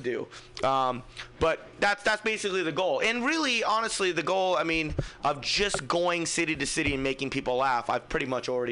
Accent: Fremont, California, United States; I'm from Fremont

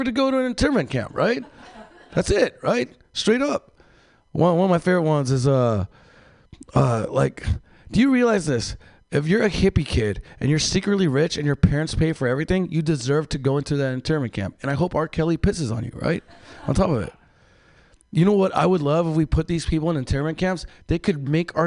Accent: Mexicali, Baja California, Mexico; moved away; I'm from Mexico, Mexicali, where it's a very violent place

